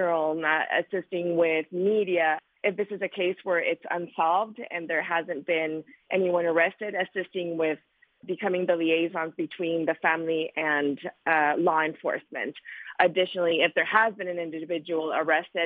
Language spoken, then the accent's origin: English; Nogales, Sonora, Mexico; I was born in Nogales, Sonora.